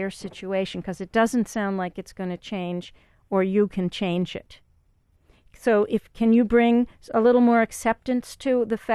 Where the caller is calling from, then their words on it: Kingston, Ontario, Canada; King, Kingston